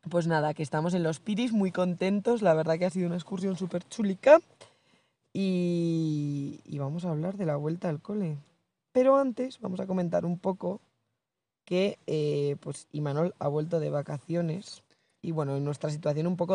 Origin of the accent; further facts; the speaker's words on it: Urdiain, Navarre, Spain; Y el resto de agosto he estado en mi pueblo, Urdiain.